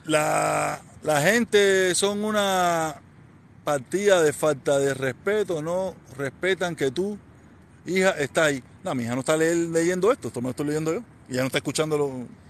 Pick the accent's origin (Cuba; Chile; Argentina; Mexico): Cuba; Havana; moved away as an adult; now in United States; Yo soy de La Habana. Yo soy de Vedado. Nací en maternidad de línea. Y me crié en Calzada en Terijota, me crié en Santo Suárez